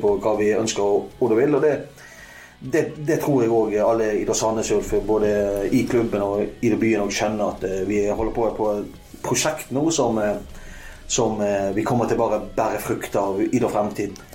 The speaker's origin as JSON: {"language": "Norwegian", "area": "Strilelandet", "region": "Vestland", "country": "Norway", "said": "Jeg er, jeg er Stril"}